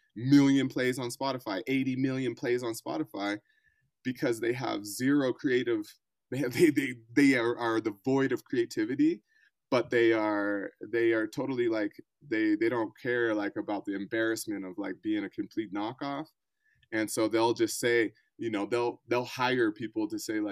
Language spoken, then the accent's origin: English; Colorado, United States; also born or lived in Bay Area, California / New York; I'm from Colorado, though I've kind of cut my teeth in the Bay Area and New York before the whole pandemic situation